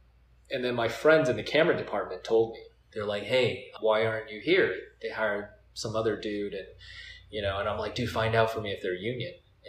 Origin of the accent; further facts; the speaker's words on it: Cerritos, California, United States; where I grew up in Cyprus